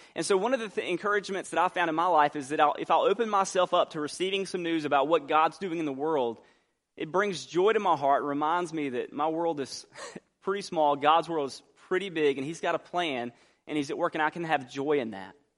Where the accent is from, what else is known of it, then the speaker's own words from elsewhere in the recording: Albany, Georgia, United States; moved away; also born or lived in New Orleans, Louisiana; I grew up in Albany.